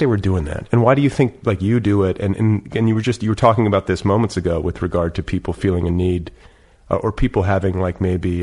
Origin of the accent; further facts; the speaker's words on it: Midwest, United States; I'm from the Midwest. I was like, this wasn't happening in Milwaukee.